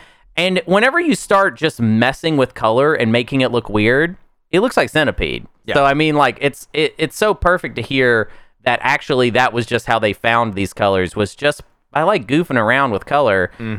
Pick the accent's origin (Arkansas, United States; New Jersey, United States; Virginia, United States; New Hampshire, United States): Arkansas, United States; Pine Bluff; I mean, I grew up in Pine Bluff, Arkansas.